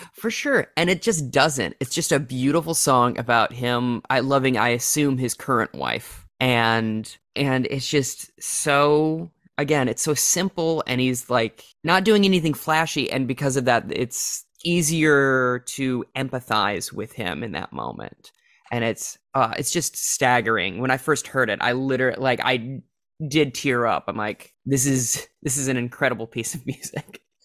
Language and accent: English; Minnesota, United States; also born or lived in South Dakota; my home state of Minnesota